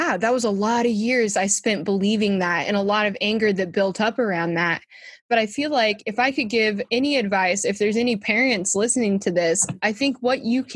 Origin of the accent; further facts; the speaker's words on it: San Diego, California, United States; moved away; also born or lived in Western Massachusetts; I grew up in San Diego